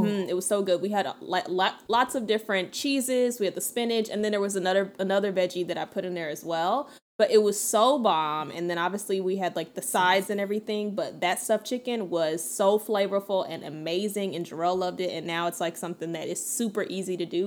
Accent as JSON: {"language": "English", "region": "the South", "country": "United States", "said": "I'm from the South."}